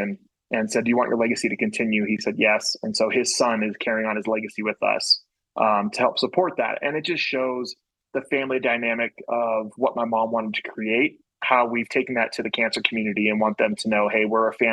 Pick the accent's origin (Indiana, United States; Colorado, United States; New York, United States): Colorado, United States; I'm a guy from Colorado